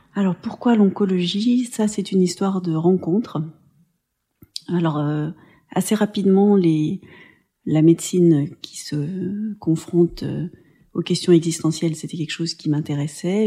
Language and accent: French; Pont-de-Chéruy, Auvergne-Rhône-Alpes, France; j'ai grandi euh, à Pont-de-Chéruy, donc dans une euh, petite ville ouvrière